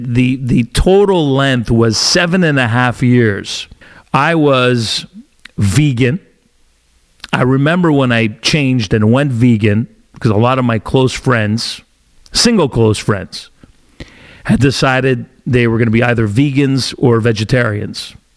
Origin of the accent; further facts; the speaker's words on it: Italy; now in Canada; my home country of Italy